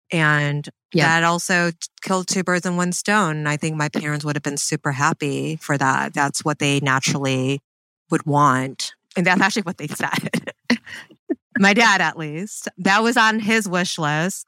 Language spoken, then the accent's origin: English; Canton, Michigan, United States; I grew up in Michigan